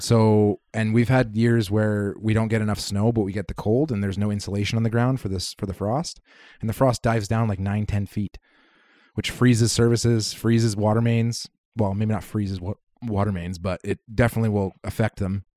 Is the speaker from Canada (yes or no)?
yes; Kitimat, British Columbia, Canada; moved away; I grew up in Kitimat